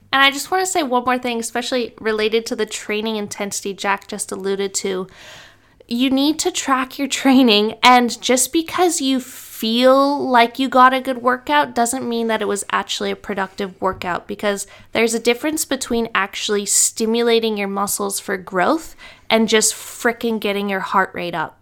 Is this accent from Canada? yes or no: yes; Canada; now in Brisbane, Australia; I'm from Canada